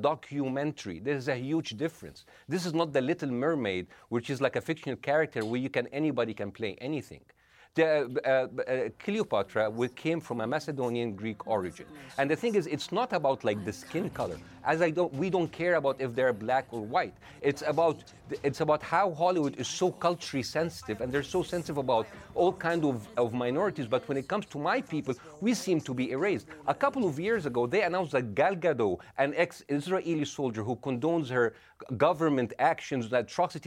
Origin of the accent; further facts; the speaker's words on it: Egypt; I come from Egypt